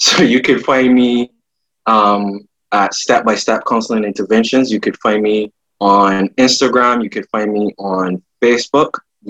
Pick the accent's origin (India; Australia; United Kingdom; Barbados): Barbados; I am from Barbados.